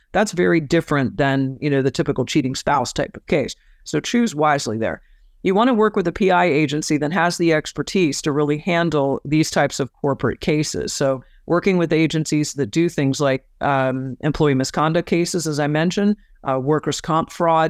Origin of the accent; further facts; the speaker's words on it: Florida, United States; In my home state of Florida, as an example, of course, I can work anywhere I want in the state of Florida